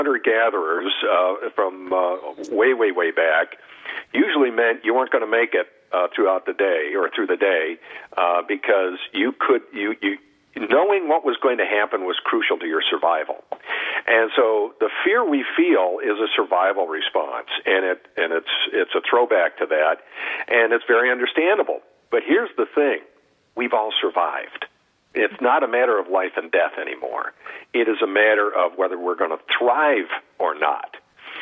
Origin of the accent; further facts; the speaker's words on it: Southern California, United States; I'm from Southern California